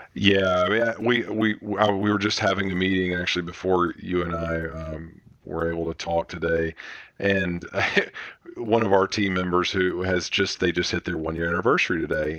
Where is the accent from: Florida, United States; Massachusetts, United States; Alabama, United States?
Alabama, United States; Birmingham; we're from Birmingham's where the company started